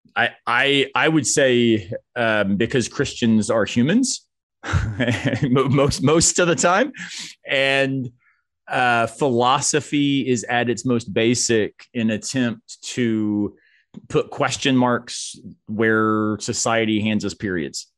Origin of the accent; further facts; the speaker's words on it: Florida, United States; moved away; growing up in Florida